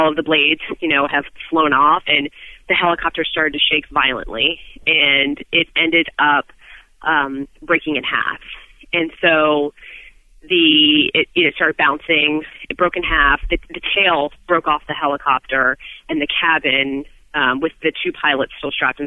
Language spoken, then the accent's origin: English; Maryland, United States; I grew up in Maryland